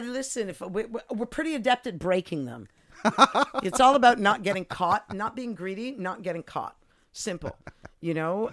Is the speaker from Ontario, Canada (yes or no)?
no; Montreal, Quebec, Canada; moved away as an adult; also born or lived in Eindhoven, Netherlands / United Kingdom; now in Amsterdam, Netherlands; I grew up in Montreal